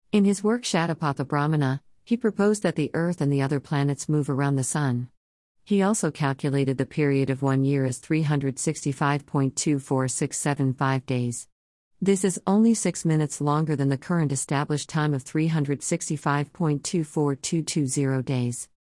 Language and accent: English; Canada; I mean, I'm an ethnic Chinese living in Canada. But when I was growing up in Canada, I knew jack shit about India.